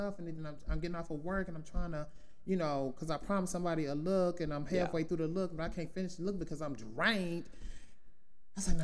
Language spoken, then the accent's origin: English; the South, United States; moved away; growing up in the South